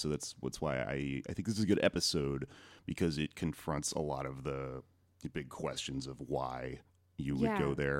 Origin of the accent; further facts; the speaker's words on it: Austin, Texas, United States; moved away as an adult; now in New York, United States; I am originally from Austin, but in New York for 3 years